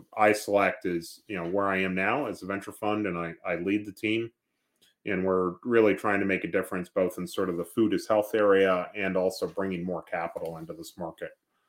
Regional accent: New York, United States; moved away as an adult; now in St. Louis, United States; Yeah, so I grew up in New York area.

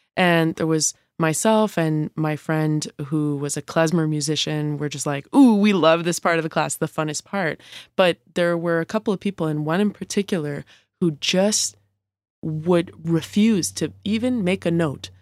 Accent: Montreal, Quebec, Canada; moved away; I grew up playing music from a young age. I'm from Montreal

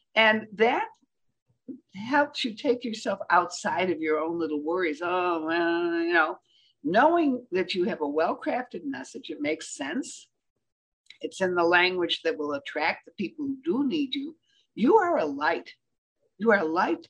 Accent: Michigan, United States; I'm from Michigan

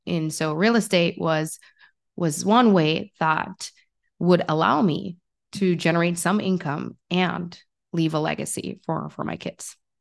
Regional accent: Jamaica; I grew up in Jamaica

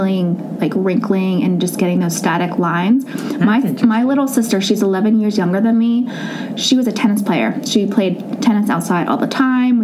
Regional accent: Mount Lebanon, Pennsylvania, United States; now in Peters Township, United States; I grew up in Mount Lebanon. I never wanted to leave the Mount Lebanon bubble

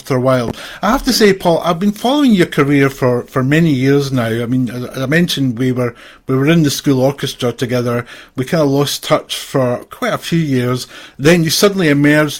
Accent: Glasgow, Scotland, United Kingdom; born or raised there

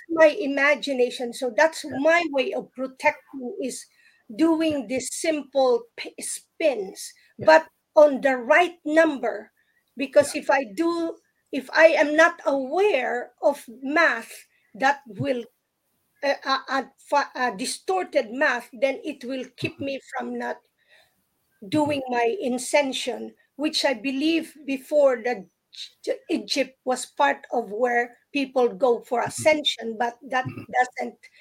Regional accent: Philippines; I grew up in the Philippines

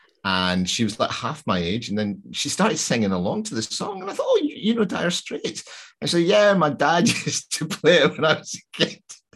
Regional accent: Glasgow, Scotland, United Kingdom; I'm from Glasgow

